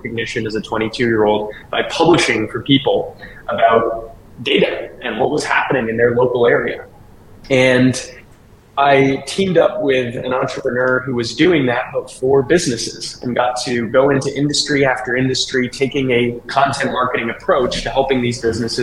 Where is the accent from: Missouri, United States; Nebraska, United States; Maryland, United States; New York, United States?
Missouri, United States; St. Louis; also born or lived in California; I grew up here in St. Louis in the Midwest